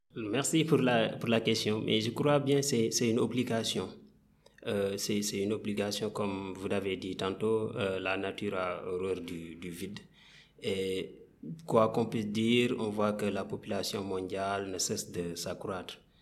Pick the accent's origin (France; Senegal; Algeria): Senegal; Kaffrine; je suis africain né au Sénégal, particulièrement dans la région de Kafrine